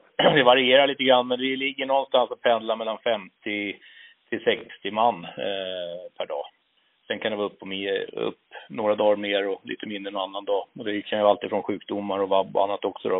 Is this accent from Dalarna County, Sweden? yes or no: no; Nynäshamn, Stockholm County, Sweden; moved away as an adult; now in Uppsala, Sweden; född och uppvuxen ute på Torö utanför Nynäshamn